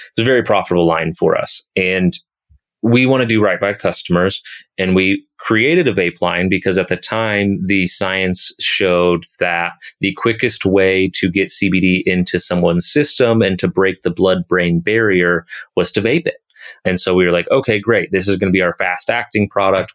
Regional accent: Kansas City, United States; moved away as an adult; also born or lived in Colorado; back in my home state, back in my home city of Kansas City

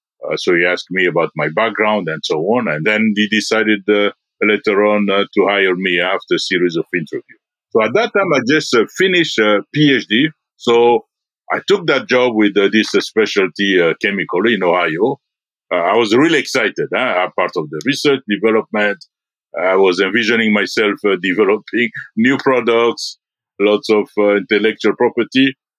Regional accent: DR Congo; born there; English is a second language; also born or lived in Belgium / India; I was born in the Congo. I lived in Belgium. I lived in India.

